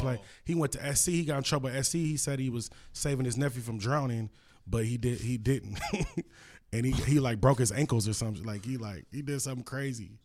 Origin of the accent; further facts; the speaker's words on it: Los Angeles, California, United States; I'm from L A, you know, I'm from Cali